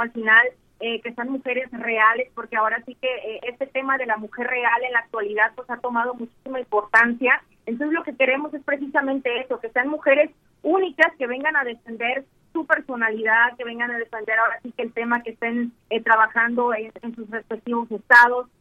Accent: Mexico; aquí en mi país

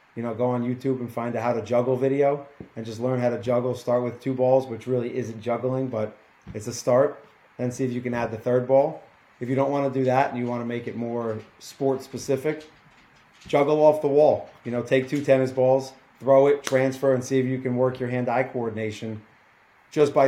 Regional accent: New Jersey, United States; I'm from New Jersey

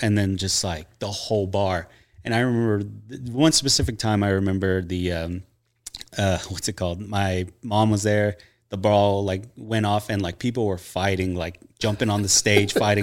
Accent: Nacogdoches, Texas, United States; I'm from East Texas, a little town called Nacogdoches

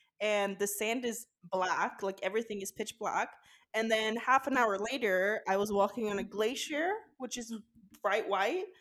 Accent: Kristiansand, Agder, Norway; my hometown of Kristiansand

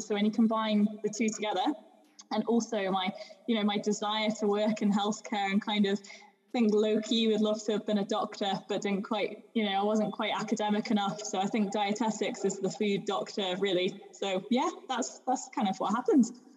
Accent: Shropshire, West Midlands, United Kingdom; accent: English; moved away; also born or lived in Sussex; I grew up in Shropshire, so it's like in the Midlands of England, uh, kind of in the countryside. But I was born in Sussex

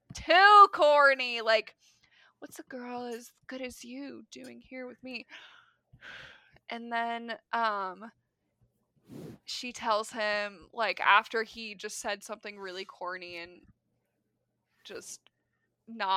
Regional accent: Midwest, United States; As a Midwesterner

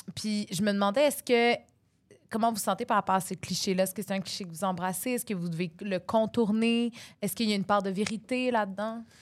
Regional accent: West Island, Quebec, Canada; je mangeais ça autour de la piscine quand j'étais petite, là, dans le West Island, la piscine publique.

